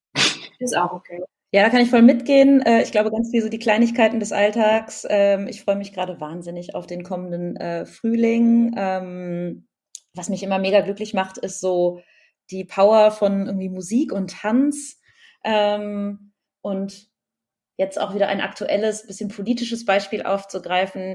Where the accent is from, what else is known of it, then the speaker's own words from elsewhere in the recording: Berlin, Germany; ich bin ja Berlinerin